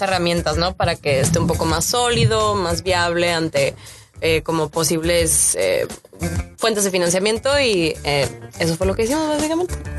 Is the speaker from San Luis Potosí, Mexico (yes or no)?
no; Mexicali, Baja California, Mexico; Yo soy de Mexicali